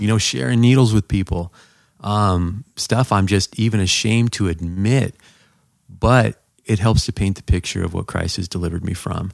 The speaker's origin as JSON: {"language": "English", "region": "Southern California", "country": "United States", "tie": "born or raised there", "said": "I grew up in Southern California."}